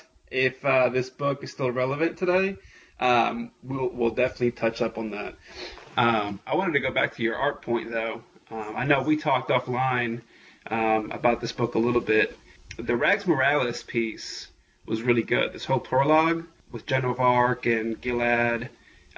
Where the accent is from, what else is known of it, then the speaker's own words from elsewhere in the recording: New York, United States; I grew up in New York